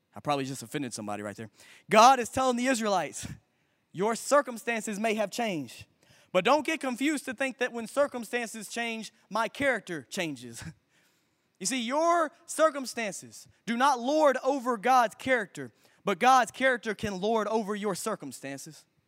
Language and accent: English; Memphis, Tennessee, United States; I grew up right here in Memphis, Tennessee. I went to Bartlett High School